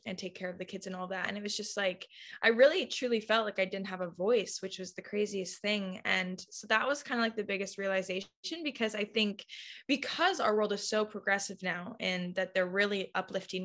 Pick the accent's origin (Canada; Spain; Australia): Canada; Abbotsford, British Columbia; I'm from Abbotsford. Most people don't know where that is. It's a nice farm town